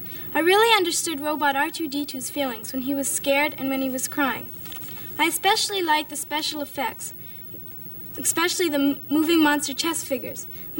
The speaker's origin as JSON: {"language": "English", "town": "Toronto", "region": "Ontario", "country": "Canada", "said": "from Toronto, and that's entertainment."}